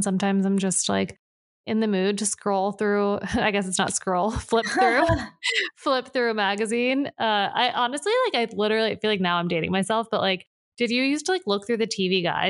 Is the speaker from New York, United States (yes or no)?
yes; New Paltz, New York, United States; I'm from New Paltz. I'm from New York.